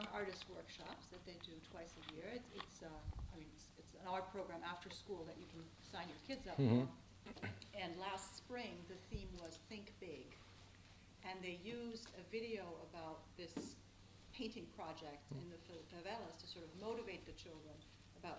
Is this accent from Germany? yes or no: yes; Germany; moved away; Germany, my home country